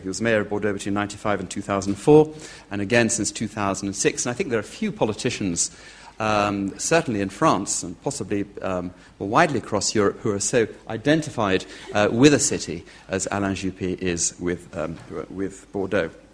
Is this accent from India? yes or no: no; United Kingdom; speaking as a Brit